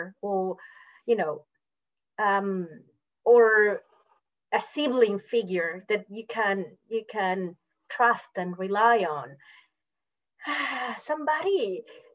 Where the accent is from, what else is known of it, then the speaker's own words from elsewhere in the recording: Mérida, Venezuela; English is a second language; moved away as an adult; also born or lived in Melbourne, Australia; now in Australia; I come from Merida